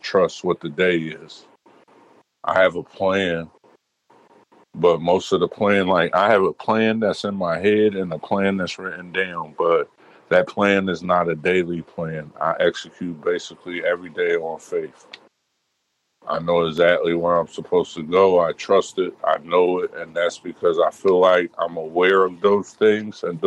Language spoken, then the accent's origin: English; Midwest, United States; growing up in the Midwest